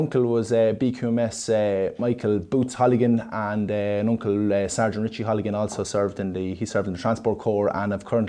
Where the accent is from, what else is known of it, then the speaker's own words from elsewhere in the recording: Monasterevin, Leinster, Ireland; now in Portarlington, Ireland; I'm originally from Monstrevin, County Kildare, and I'm living in Port Arlington